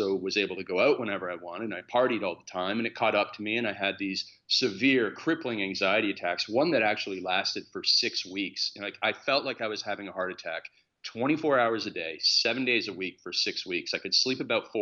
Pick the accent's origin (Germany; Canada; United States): Canada; Stratford, Ontario; I grew up on a farm in Canada in a city called Stratford.